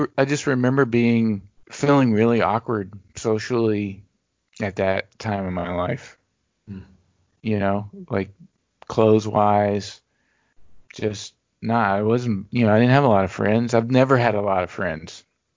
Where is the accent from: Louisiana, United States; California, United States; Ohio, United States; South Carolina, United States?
Louisiana, United States; small town; born or raised there; moved away